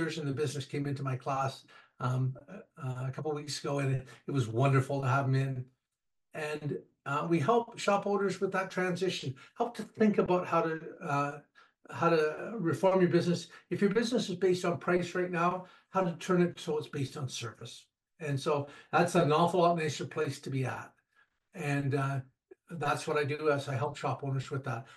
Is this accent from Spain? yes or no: no; Canada; I'm Canadian